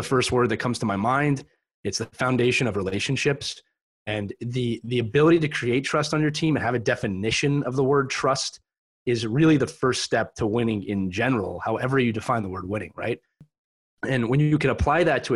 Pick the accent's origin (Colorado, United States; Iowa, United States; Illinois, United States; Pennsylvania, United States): Pennsylvania, United States; Philadelphia; I was born and raised in Philadelphia, Pennsylvania in the early 80s